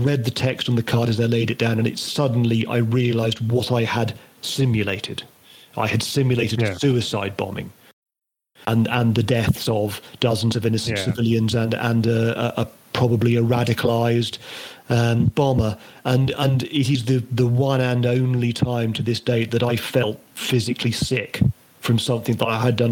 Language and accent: English; Northern Ireland, United Kingdom; I grew up in Northern Ireland